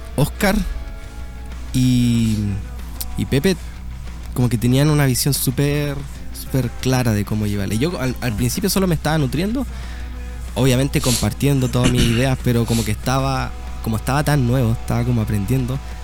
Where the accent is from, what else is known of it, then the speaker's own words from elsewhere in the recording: Talca, Maule, Chile; yo soy de Talca